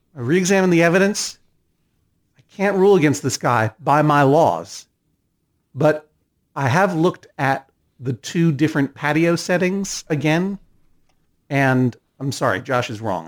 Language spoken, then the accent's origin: English; Massachusetts, United States; I didn't grow up in Connecticut. I'm from Massachusetts.